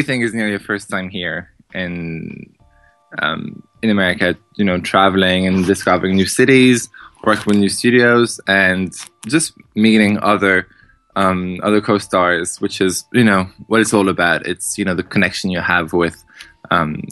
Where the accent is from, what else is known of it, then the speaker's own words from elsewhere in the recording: southeast Ireland, Ireland; moved away; I'm from the southeast of Ireland. It's a very small town, city, whichever you want to call it